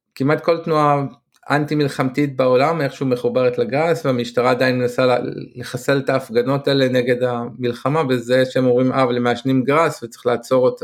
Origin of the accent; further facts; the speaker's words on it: Israel; accent: Israeli; המבטא הישראלי שלי